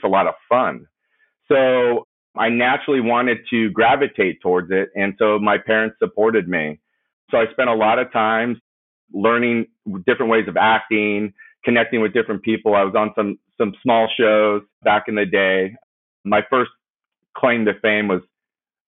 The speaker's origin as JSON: {"language": "English", "town": "Simi Valley", "region": "California", "country": "United States", "tie": "born or raised there", "said": "I grew up in Ventura County, specifically Simi Valley"}